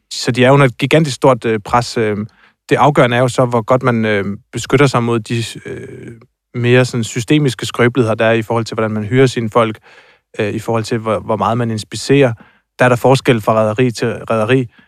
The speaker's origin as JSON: {"language": "Danish", "area": "near Tåsinge, southern Funen", "region": "Southern Denmark", "country": "Denmark", "said": "nede på Tosinge, tæt på, hvor jeg er fra, nede i det sydfynske"}